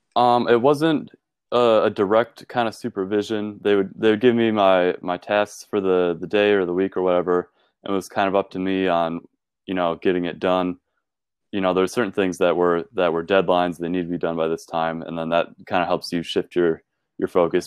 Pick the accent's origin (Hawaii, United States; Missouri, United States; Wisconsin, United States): Wisconsin, United States; Ripon; also born or lived in Green Bay, Wisconsin; I'm from Ripon, Wisconsin.